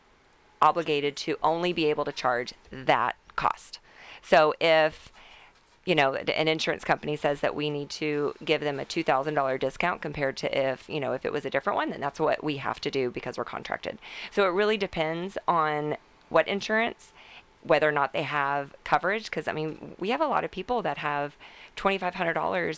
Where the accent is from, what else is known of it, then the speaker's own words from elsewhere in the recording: Texas, United States; I'm Texan